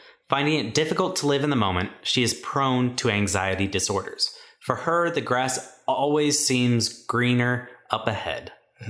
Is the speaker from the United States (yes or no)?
yes; Boston, Massachusetts, United States; I'm from Boston. Have I never told anybody that?